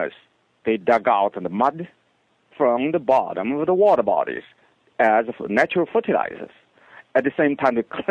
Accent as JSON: {"language": "English", "country": "China", "tie": "born or raised there", "moved": "yes", "said": "In my hometown, there's a city."}